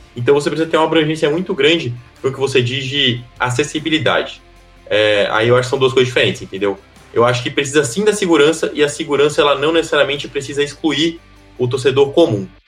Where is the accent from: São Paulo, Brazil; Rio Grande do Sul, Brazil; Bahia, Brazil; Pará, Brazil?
Bahia, Brazil; Salvador; A gente tem o clube da minha cidade natal, o Esporte Clube Bahia